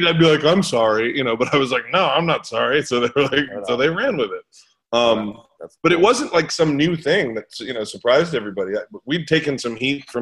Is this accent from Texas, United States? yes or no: no; New York City, New York, United States; now in Atlanta, United States; where I grew up in New York City